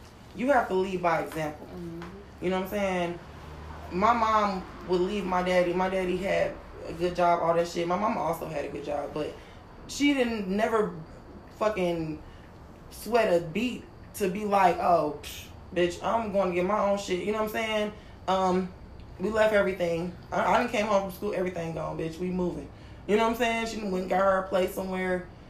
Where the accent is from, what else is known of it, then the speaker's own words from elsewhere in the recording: London, United Kingdom; I came from London.